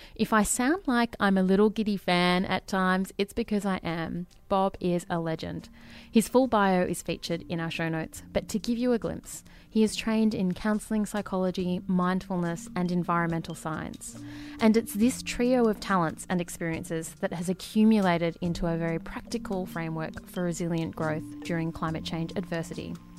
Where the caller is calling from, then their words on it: Melbourne, Victoria, Australia; I'm calling from Melbourne.